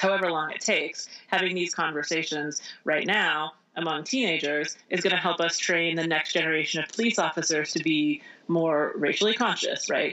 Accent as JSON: {"language": "English", "region": "Indiana", "country": "United States", "tie": "born or raised there", "also_born_or_lived": "Michigan / New York City", "moved": "yes", "lives_now": "Vermont, United States", "said": "I grew up in Indiana, but I was born in Michigan"}